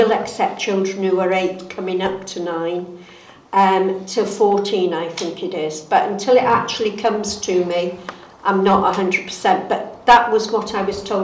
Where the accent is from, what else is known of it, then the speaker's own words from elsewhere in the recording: Barnton, North West England, United Kingdom; also born or lived in Grappenhall, Cheshire; I'm actually from Barnton, but I was born in Grappenhall, in Stockton Heath. So I am a local girl